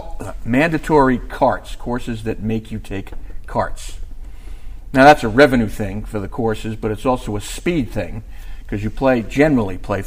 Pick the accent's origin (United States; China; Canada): United States; New York; I'm from New York